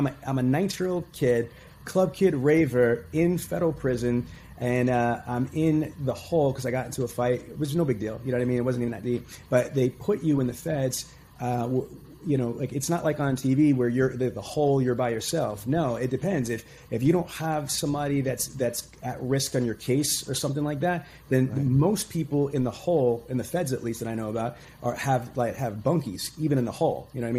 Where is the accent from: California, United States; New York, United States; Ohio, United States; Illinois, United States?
New York, United States; New York City; I grew up in Queens, in Brooklyn, New York, very serious environment, violence, poverty, neglect.